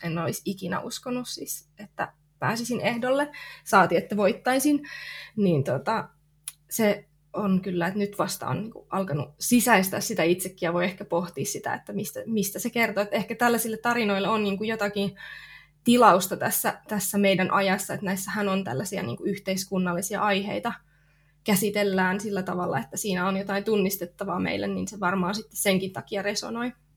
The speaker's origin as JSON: {"language": "Finnish", "area": "near Lappeenranta", "region": "South Karelia", "country": "Finland", "tie": "born or raised there", "said": "mä oon tota, kotoisin tuolta Etelä-Karjalasta. Lappeenrannan kupeessa on asunut semmoisissa pikkupaikoissa lapsuuden ja nuoruuden"}